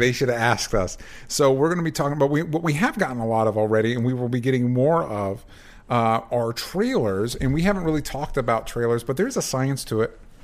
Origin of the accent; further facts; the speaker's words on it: United States; accent: aggressive American; my aggressive American accent